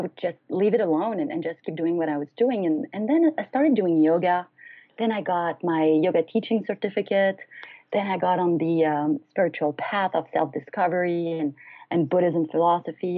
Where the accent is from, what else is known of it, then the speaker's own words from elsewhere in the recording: France; moved away as an adult; also born or lived in United States; I'm originally from France, so I decided to leave the U.S. and go back to France.